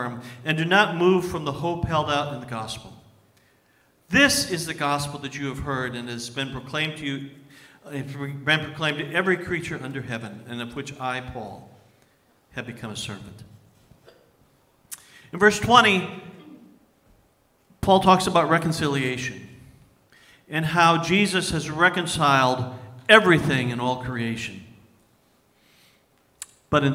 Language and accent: English; Milwaukee, Wisconsin, United States; I was growing up in Milwaukee, Wisconsin, and my team was the Milwaukee Braves.